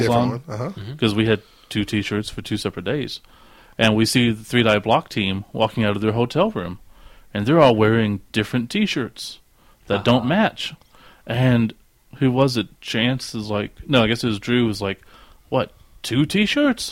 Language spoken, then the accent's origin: English; Oklahoma, United States; we are from Oklahoma